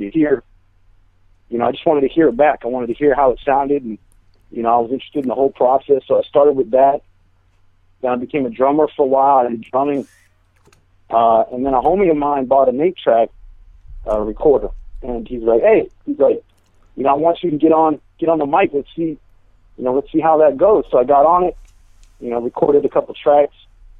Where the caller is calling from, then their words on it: San Jose, California, United States; San Jose. San Jose, California, man.